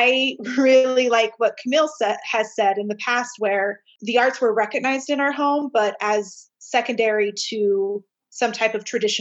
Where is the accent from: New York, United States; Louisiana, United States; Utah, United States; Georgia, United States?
Utah, United States; Layton; we were raised in Layton